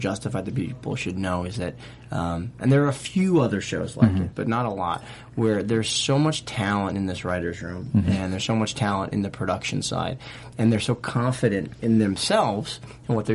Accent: Boston, Massachusetts, United States; I'm from Boston

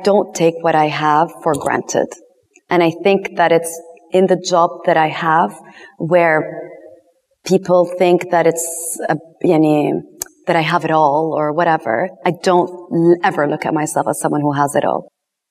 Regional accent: London, United Kingdom; first language English; moved away; English is my first language. I was born in London. I lived in London and I went to an American school

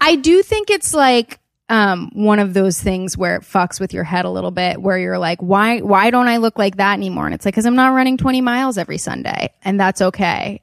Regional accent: Wilmington, Delaware, United States; also born or lived in Los Angeles; I grew up in Wilmington, Delaware.

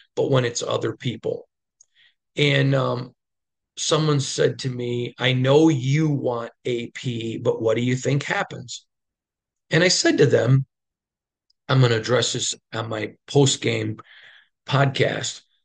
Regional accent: Midwest, United States; growing up in the Midwest

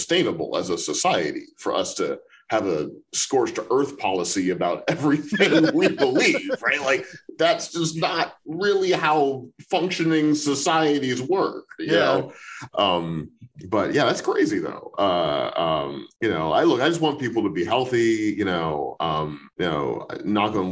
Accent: St. Louis, Missouri, United States; moved away as an adult; also born or lived in Chicago / New York; now in Los Angeles, United States; I was born in Chicago, but I don't remember it because I moved to St. Louis when I was like 1 year old or something. So I grew up in Missouri.

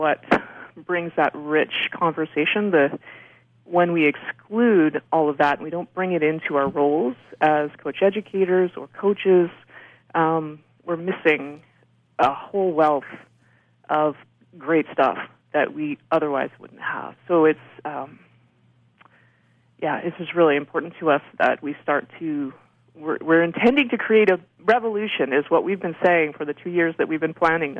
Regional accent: Canada; I'm white, I'm Canadian, I speak English

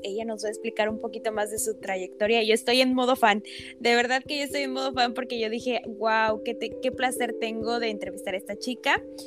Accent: Ixmiquilpan, Hidalgo, Mexico; yo también soy de Ixmiquilpan

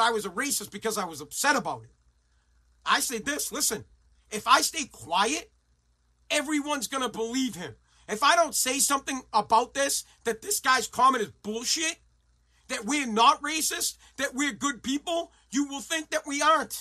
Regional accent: Woburn, Massachusetts, United States; now in Revere, United States; I'm from Woburn

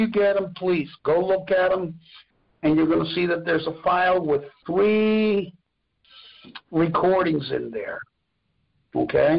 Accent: Mexico; English is a second language; moved away; I wasn't raised in the United States. I was raised in Mexico.

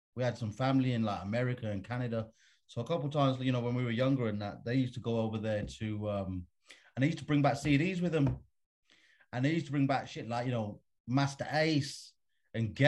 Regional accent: Birmingham, West Midlands, United Kingdom; moved away as an adult; now in London, United Kingdom; I grew up in a place called Birmingham, which is like the Midlands, as they call it, in England

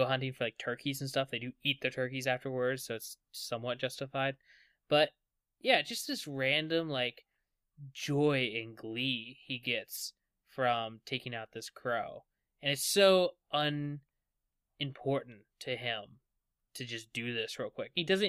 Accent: West Virginia, United States; Yeah, I'm from West Virginia.

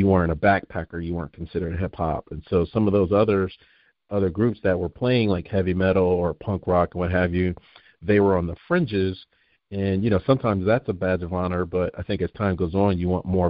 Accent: New Jersey, United States; moved away; I'm originally from New Jersey

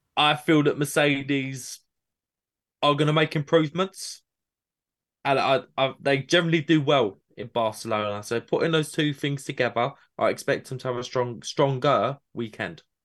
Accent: United Kingdom; my British bias

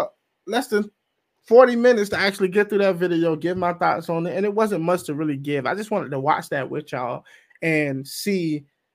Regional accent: the South, United States; I'm from the South

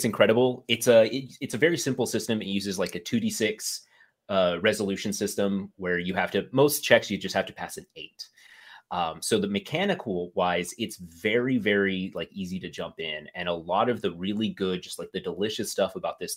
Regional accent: United States; As an American

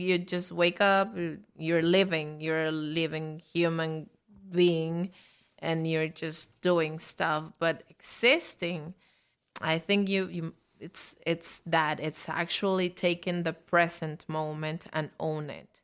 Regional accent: Mexico; now in New York, United States; I'm from Mexico

